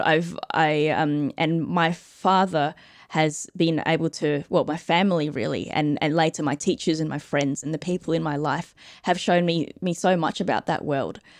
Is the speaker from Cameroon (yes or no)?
no; Australia; I'm Australian